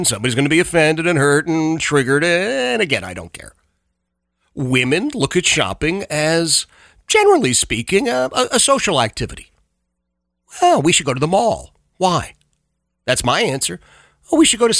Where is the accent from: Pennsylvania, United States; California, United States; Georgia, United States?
Pennsylvania, United States; Philadelphia; I grew up in Oxford Circle, the Oxford Circle section of Philadelphia